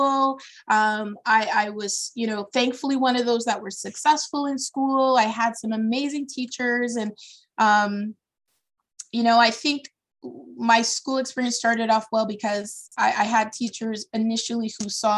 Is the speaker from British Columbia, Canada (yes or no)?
no; Brantford, Ontario, Canada; also born or lived in Toronto; I am a child of Ontario. I was born in Toronto, and because of my father's work, I did K-12 in a small southern Ontario town, Brantford, Ontario